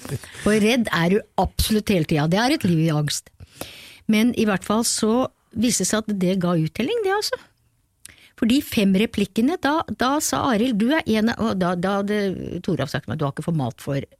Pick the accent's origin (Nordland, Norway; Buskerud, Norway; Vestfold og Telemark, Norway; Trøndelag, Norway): Buskerud, Norway; Kongsberg; jeg er født på Kongsberg og jeg elsker den byen, så Kongsberg snakker jeg alltid om